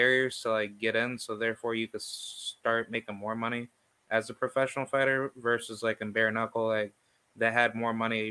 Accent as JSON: {"language": "English", "town": "Albany", "region": "New York", "country": "United States", "said": "I'm from Albany, New York"}